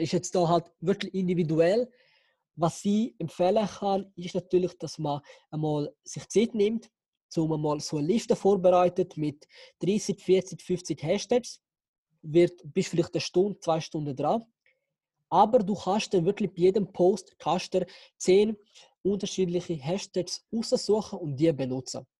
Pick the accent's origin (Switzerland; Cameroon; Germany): Switzerland; bin in der Schweiz geboren